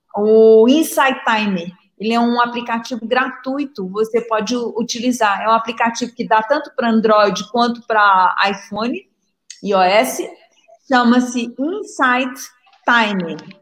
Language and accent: Portuguese; Minas Gerais, Brazil; accent: mineirinho; vocês devem estar sentindo meu, meu sotaque mineirinho